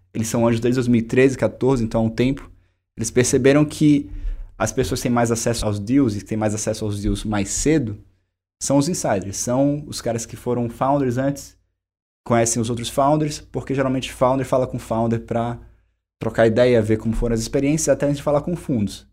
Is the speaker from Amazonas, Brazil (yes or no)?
yes; Manaus, Amazonas, Brazil; moved away as an adult; also born or lived in California; eu sou de Manaus